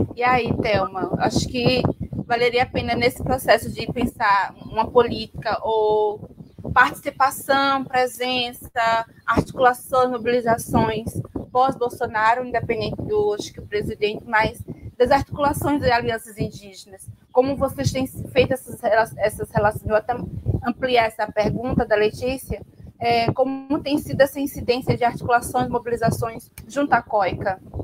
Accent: Northeast Brazil, Brazil; como nordestina

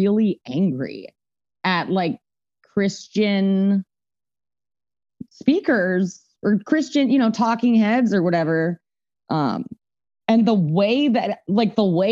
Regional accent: Atlanta, Georgia, United States; I was raised here in the South and never left my fucking hometown

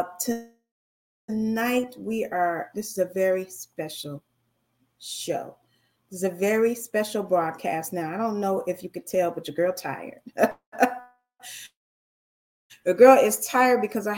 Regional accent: United States; I'm an American

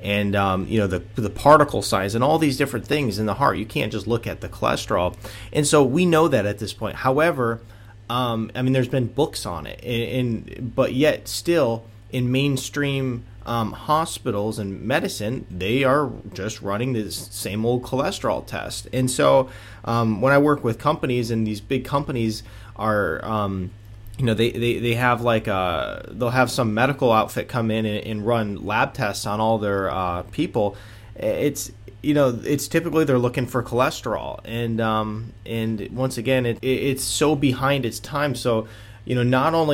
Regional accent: Michigan, United States; moved away as an adult; also born or lived in Atlanta, Georgia; moving back to where I grew up in Michigan

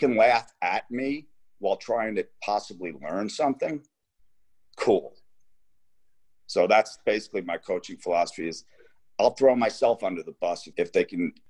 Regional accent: Garden City, New York, United States; now in Dallas, United States; I grew up in Garden City, New York, which is almost 100% white.

